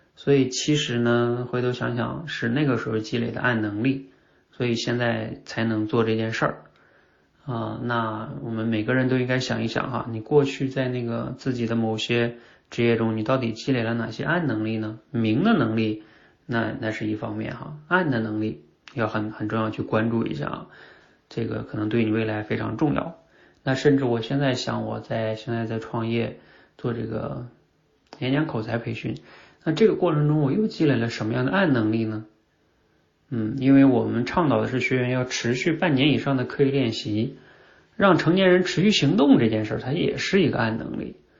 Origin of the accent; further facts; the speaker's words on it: China; 我们中国人一直学的是哑巴英语